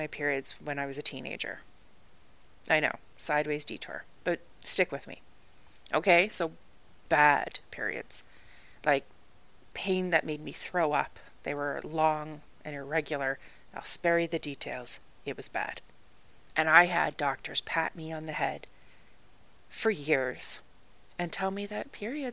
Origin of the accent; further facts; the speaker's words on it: Canada; moved away as an adult; also born or lived in Ireland; I am Canadian.